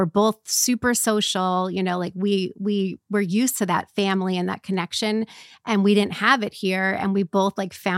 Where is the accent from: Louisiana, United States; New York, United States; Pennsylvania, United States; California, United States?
New York, United States; Westchester County; moved away as an adult; now in Orange County, United States; I am from New York as well, but not Long Island. I'm from Westchester County.